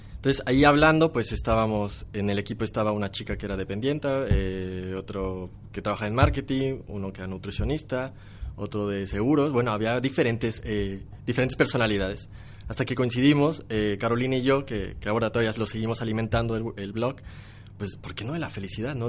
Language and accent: Spanish; Mexico; Soy de México, soy de México